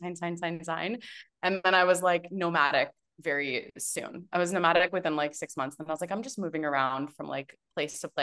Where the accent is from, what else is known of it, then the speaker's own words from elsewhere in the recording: Canada; moved away as an adult; also born or lived in Toronto, Canada / Vancouver, Canada / Vancouver Island, Canada; now in Tulum, Mexico; I'm a Canadian